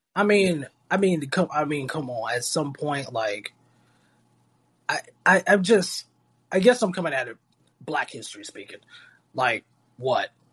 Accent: Florida, United States; a state like Florida, my home state

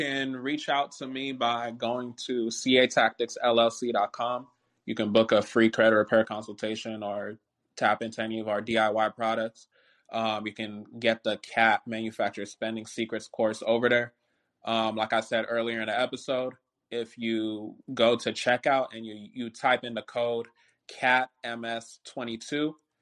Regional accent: Nigeria; I'm Nigerian

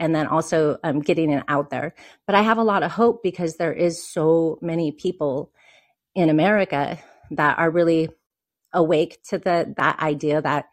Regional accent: Oregon, United States; I'm from Oregon too

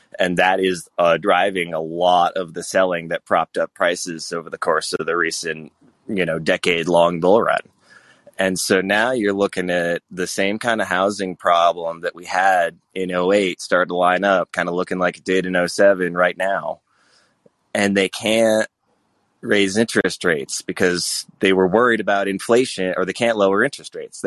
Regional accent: Vermont, United States; moved away; also born or lived in Colorado / California; I grew up and lived in most of these expensive places that you talked about. I'm from Vermont originally

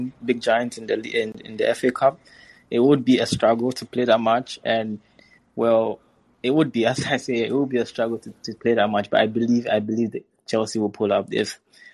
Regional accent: Ghana; As a Ghanaian

